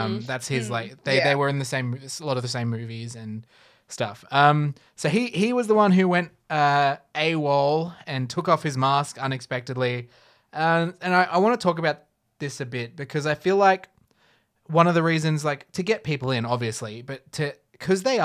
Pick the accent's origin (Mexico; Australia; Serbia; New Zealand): Australia; as an Australian outside observer